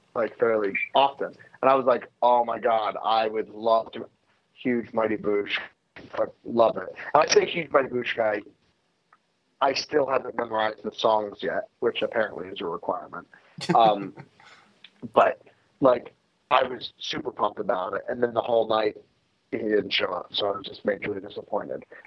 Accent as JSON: {"language": "English", "country": "United States", "said": "I'm so happy that I'm Jewish. I'm so happy that I'm American."}